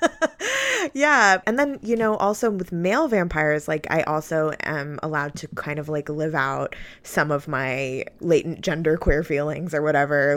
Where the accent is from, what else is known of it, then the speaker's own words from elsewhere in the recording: New York, United States; I grew up in New York